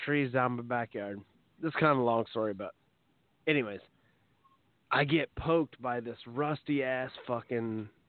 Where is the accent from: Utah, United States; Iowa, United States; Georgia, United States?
Iowa, United States; Oskaloosa; also born or lived in Knoxville, Iowa / Des Moines, Iowa; I was born in Oskaloosa, which you wouldn't know where that's at, but it's like 40 minutes from here.